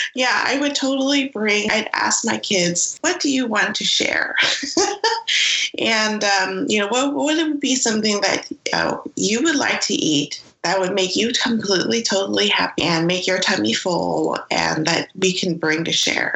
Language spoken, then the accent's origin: English; San Francisco, California, United States; a Chinese American person growing up in San Francisco